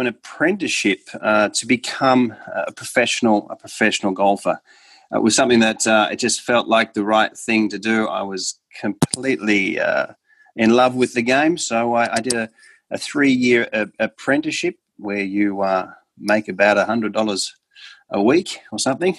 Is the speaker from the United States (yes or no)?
no; Australia; I come from Australia and grew up uh, in Australia